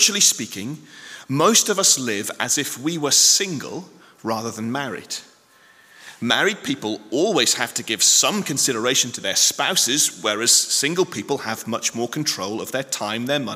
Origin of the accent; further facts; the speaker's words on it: United Kingdom; I know we're very British